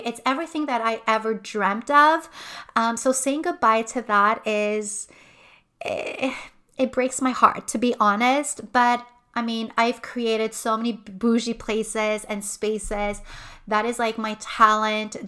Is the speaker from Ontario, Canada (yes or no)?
no; Montreal, Quebec, Canada; moved away as an adult; now in Quebec City, Canada; I'm originally from Montreal. My family is from Montreal. I've lived there my entire life